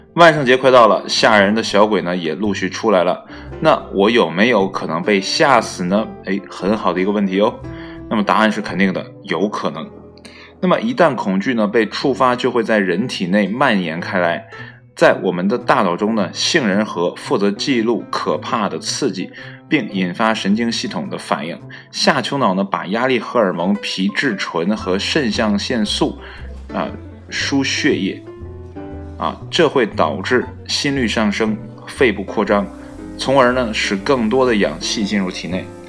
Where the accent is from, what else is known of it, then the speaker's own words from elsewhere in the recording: China; 作为一个中国人